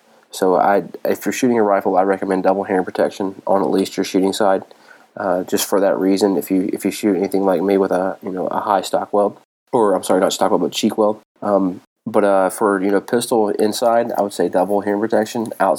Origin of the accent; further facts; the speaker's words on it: North Carolina, United States; It's somewhat sad state here in NC. I know how it is. I'm from North Carolina.